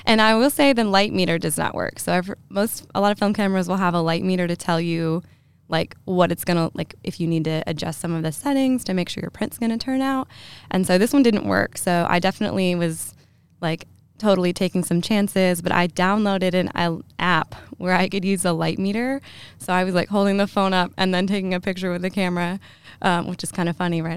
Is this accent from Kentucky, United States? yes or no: yes; Lexington, Kentucky, United States; I'm from Lexington. I grew up here